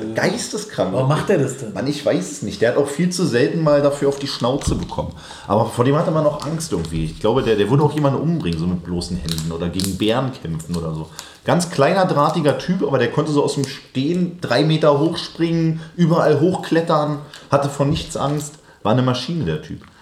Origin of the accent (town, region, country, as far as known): Berlin, Germany; born or raised there